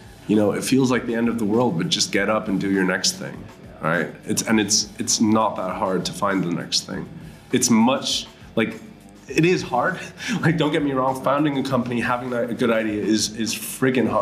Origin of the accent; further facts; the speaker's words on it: Hong Kong; first language Mandarin Chinese, German; moved away; also born or lived in Düsseldorf, Germany; I was born in Hong Kong. My dad's German. My mom's from Taiwan. I was born there. Spent 2 years in kindergarten in Germany, in Düsseldorf, actually. But spent most of my childhood in Hong Kong.